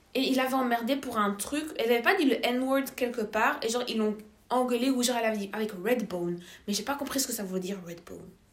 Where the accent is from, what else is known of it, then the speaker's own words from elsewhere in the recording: Belgium; je viens du Sénégal. Allez, de la Belgique